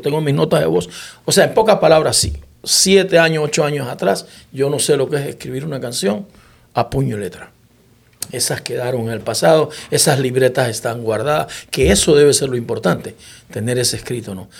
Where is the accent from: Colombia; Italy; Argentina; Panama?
Panama; moved away as an adult; also born or lived in Santiago de Veraguas / Puerto Rico; yo soy panameño, que estoy acá en Puerto Rico